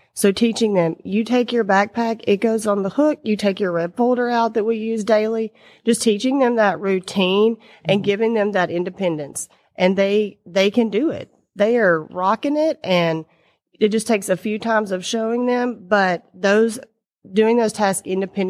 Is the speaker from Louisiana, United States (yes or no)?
yes; Louisiana, United States; Yes, I'm from Louisiana, and I loved school growing up.